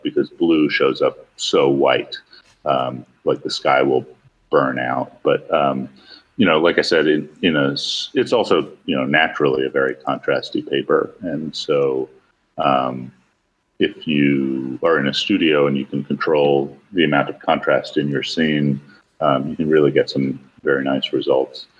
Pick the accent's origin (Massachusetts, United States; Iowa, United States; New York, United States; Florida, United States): New York, United States; I grew up in New York where back then we had about 300 camera stores in the city